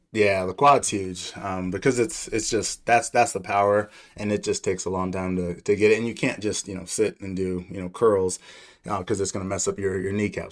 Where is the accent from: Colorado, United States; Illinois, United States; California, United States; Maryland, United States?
Colorado, United States; Aurora; also born or lived in Laramie, Wyoming / Denver, Colorado; So I grew up in Aurora, Colorado, so not too far from here. I was born in Laramie, Wyoming, but we moved to Denver in the second grade, so this is home for me.